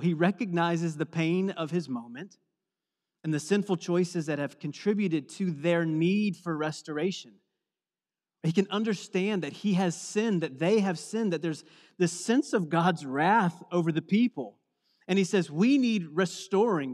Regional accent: East Coast, United States; moved away; I'm from the East Coast where we have lots of different seasons

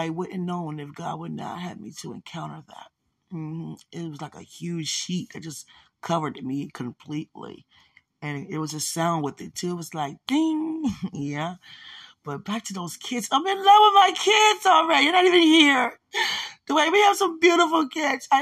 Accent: United States; I grew up in America

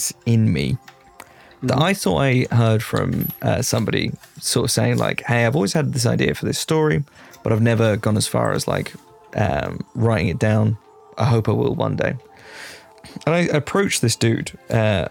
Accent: Ireland; now in United States; I'm Irish

